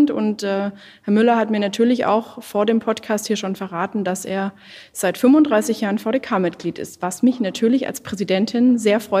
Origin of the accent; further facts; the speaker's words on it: Lake Constance, Germany; Sein Wahlkreis liegt ungefähr da, wo ich herkomme, nämlich am Bodensee.